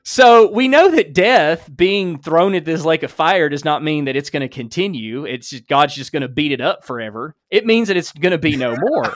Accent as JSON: {"language": "English", "region": "Alabama", "country": "United States", "accent": "Alabama", "said": "that's my Alabama accent"}